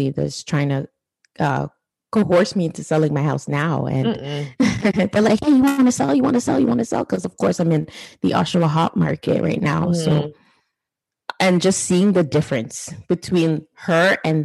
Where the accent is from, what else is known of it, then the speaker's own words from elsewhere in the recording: Jamaica; as a Jamaican